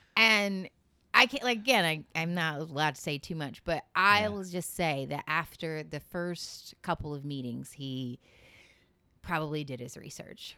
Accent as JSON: {"language": "English", "area": "Seminole County", "region": "Florida", "country": "United States", "tie": "born or raised there", "also_born_or_lived": "Midwest", "said": "I grew up in Seminole County"}